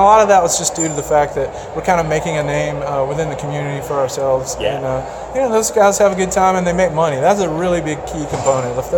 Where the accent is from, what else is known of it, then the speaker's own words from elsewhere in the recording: West Tennessee, United States; I'm from West Tennessee.